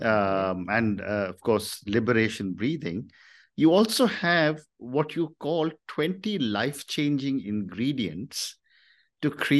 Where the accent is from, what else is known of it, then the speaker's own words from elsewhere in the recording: India; as an Indian, as a Hindu